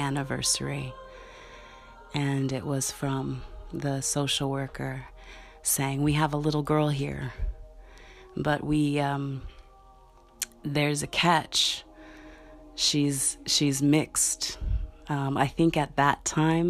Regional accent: Milwaukee, Wisconsin, United States; I was born in Milwaukee, Wisconsin, and given up for adoption.

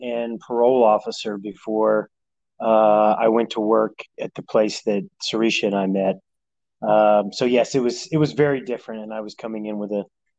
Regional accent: Meriden, Kansas, United States; moved away as an adult; also born or lived in Topeka, Kansas; I was born in Meriden, Kansas. Well, I was born in Topeka, Kansas, but I grew up my entire life in Kansas. So I'm a Midwest guy, a small town. My hometown had less people than my freshman chemistry class.

